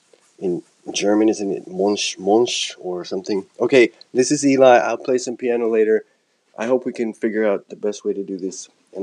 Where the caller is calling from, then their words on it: Japan; I'm recording from Japan.